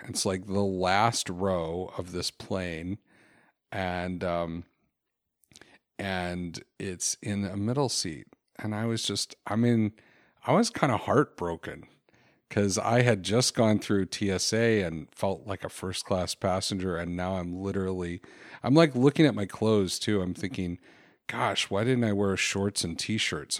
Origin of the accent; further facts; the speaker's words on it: Florida, United States; moved away; also born or lived in Chicago; I grew up in Florida before I moved to Chicago